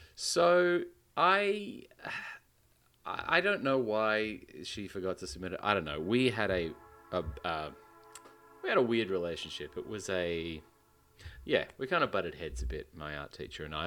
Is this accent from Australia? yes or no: yes; Western Australia, Australia; the only art gallery and museum in my home state, the Art Gallery